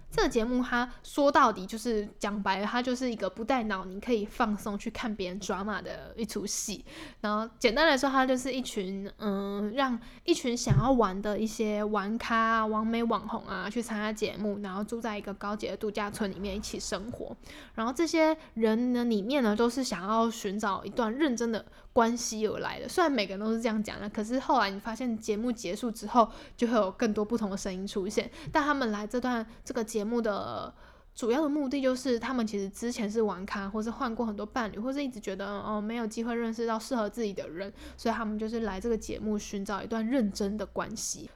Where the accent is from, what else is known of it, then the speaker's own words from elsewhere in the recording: Taipei, Taiwan; 因为我是台北人嘛，然后我就住家里，所以就跟家人住